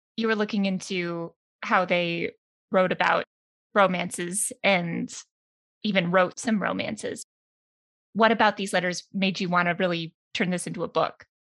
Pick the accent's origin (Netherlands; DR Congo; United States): United States; As an American